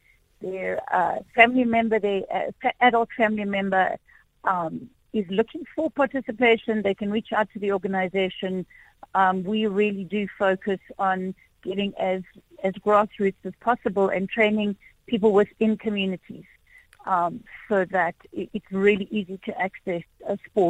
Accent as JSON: {"language": "English", "country": "South Africa"}